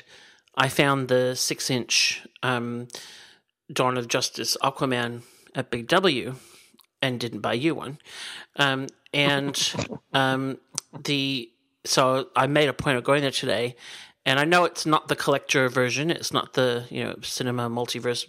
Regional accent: Chicago, Illinois, United States; moved away; I grew up in Chicago

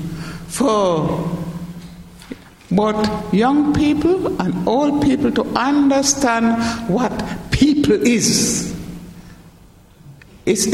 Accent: St. Kitts & Nevis; now in United Kingdom; Where I come from in the Caribbean, Ireland, St. Kitts

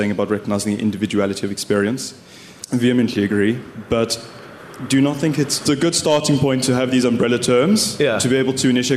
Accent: South Africa; I'm born and raised in that country. I was raised speaking English, Afrikaans, and Xhosa.

